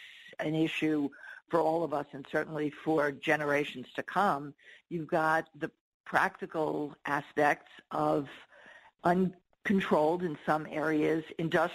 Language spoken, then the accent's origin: English; New York, United States; I'm a New Yorker